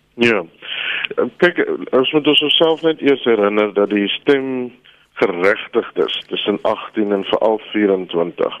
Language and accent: Afrikaans; South Africa; ons as Afrikaners